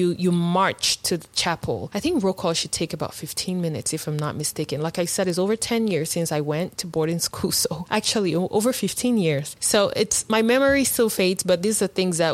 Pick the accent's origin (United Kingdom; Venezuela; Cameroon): Cameroon; now in United States; life in boarding school back home in Cameroon.